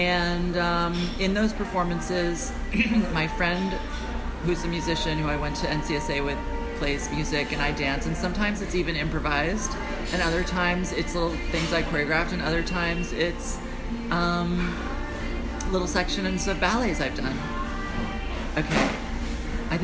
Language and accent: English; North Carolina, United States; born there; I was born in North Carolina.